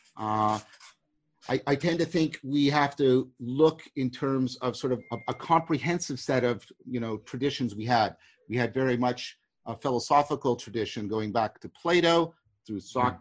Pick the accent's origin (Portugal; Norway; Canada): Canada; I'm a Canadian